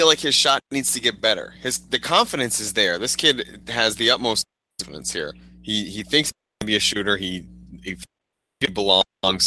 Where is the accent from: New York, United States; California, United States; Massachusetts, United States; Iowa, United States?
Massachusetts, United States; Arlington; my hometown, Arlington, Massachusetts